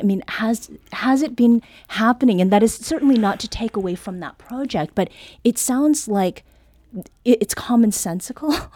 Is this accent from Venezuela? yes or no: no; Canada; now in United States